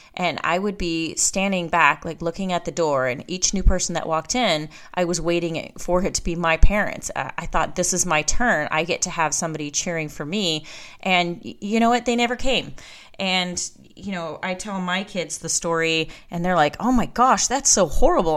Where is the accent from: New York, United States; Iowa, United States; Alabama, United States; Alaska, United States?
Alaska, United States; now in Georgia, United States; I was born and raised in Alaska